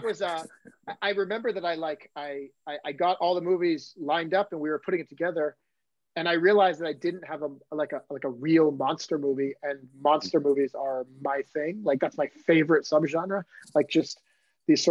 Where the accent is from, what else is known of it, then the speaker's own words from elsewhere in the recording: Maine, United States; I'm from Maine